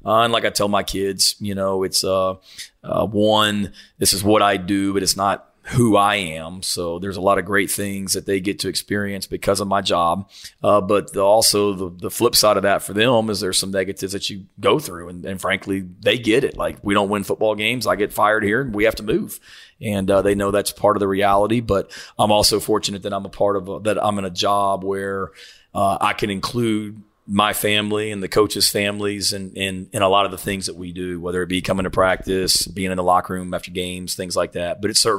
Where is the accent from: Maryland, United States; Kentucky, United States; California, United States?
Kentucky, United States; Murray; also born or lived in Virginia; I grew up in Murray, Kentucky. My dad was the head coach at Murray State out there until 1986.